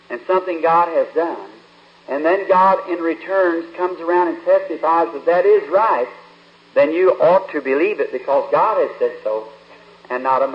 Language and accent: English; Kentucky, United States; up in the mountains where I was, Kentucky, where I was born